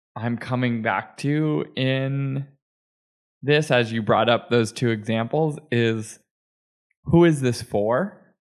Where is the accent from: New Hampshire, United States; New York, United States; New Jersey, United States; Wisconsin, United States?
New Hampshire, United States; Manchester; my hometown of Manchester, New Hampshire